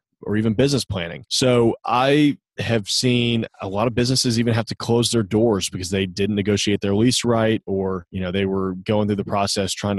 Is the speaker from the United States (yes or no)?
yes; Nashville, Tennessee, United States; growing up in Nashville was a really, really tiny town.